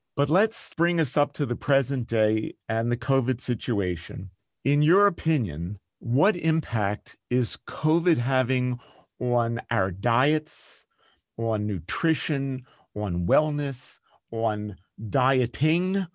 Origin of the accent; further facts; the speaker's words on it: Philadelphia, Pennsylvania, United States; I'm from Philadelphia